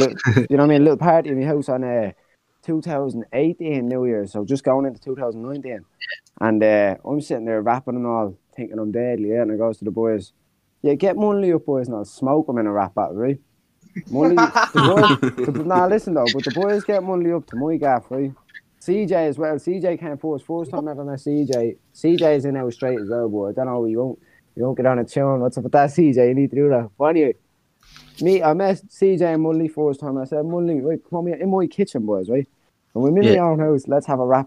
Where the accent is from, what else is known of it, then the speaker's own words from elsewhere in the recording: Dublin, Leinster, Ireland; I'm from Jobstown in Talla